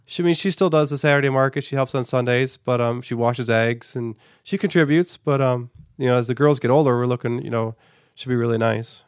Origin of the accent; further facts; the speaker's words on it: United States; as an American society